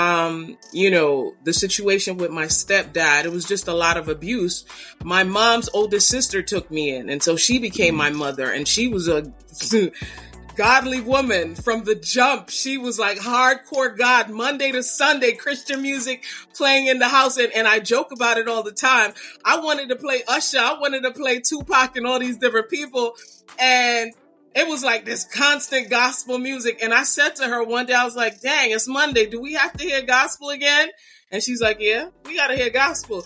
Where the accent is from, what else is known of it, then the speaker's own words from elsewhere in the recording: New York City, New York, United States; moved away as an adult; I'm from Brooklyn and you know, I might no longer live in Brooklyn, but I live on the outskirts